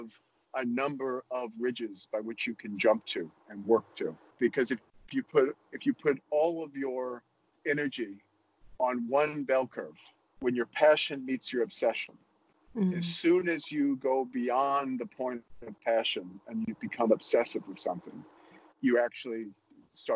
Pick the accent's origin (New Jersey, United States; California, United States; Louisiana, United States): Louisiana, United States; New Orleans; moved away as an adult; when I was young, growing up in New Orleans